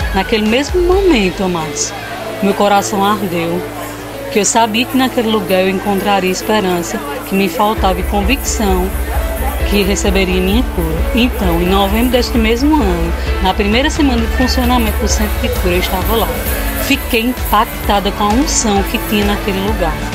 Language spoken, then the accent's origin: Portuguese; Campina Grande, Paraíba, Brazil; sou aqui de Campina Grande